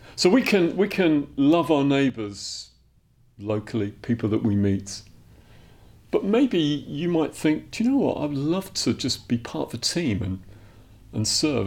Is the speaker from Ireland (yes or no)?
yes; Dublin, Leinster, Ireland; moved away; I'm from Dublin originally, I'm Irish.